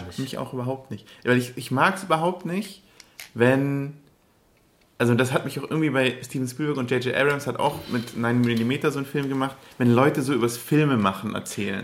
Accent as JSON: {"language": "German", "area": "Upper Swabia", "region": "Baden-Württemberg", "country": "Germany", "moved": "yes", "lives_now": "Berlin, Germany", "said": "ich komme aus Oberschwaben"}